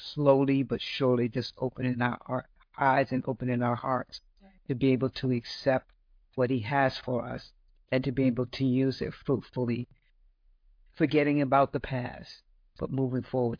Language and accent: English; Florida, United States; Mm-mm, I'm from Florida.